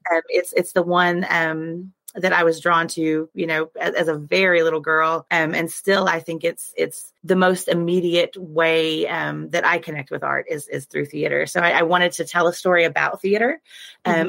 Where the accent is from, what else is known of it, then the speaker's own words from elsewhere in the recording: Oklahoma, United States; I grew up in Oklahoma, and we have a very prestigious high school arts program here